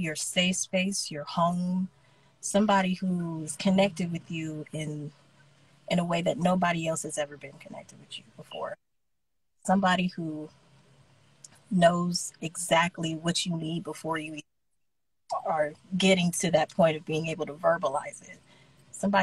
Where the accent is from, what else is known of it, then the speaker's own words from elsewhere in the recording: Smyrna, Georgia, United States; also born or lived in Marietta, Georgia / Lithia Springs, Georgia; I'm from Smyrna, Georgia.